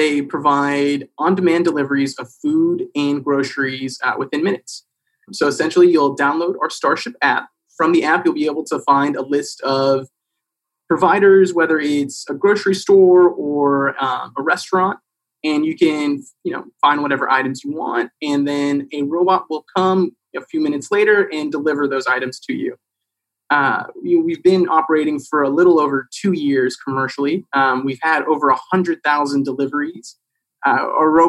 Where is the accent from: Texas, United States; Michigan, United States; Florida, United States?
Texas, United States; Plano; also born or lived in Dallas, Texas; I grew up in Plano, a little suburb of Dallas.